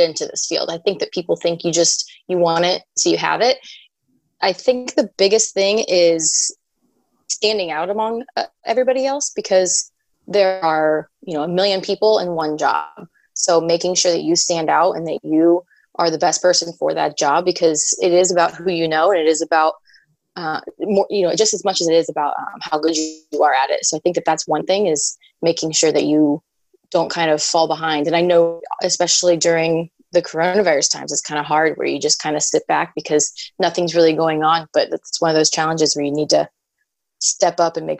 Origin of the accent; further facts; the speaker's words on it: Southern Indiana, United States; I am, born and raised in Southern Indiana.